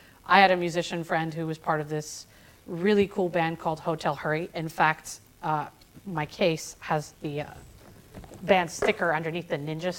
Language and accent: English; Ohio, United States; moved away as an adult; also born or lived in Orlando, Florida; now in Nashville, United States; I wasn't around music in my hometown in Ohio.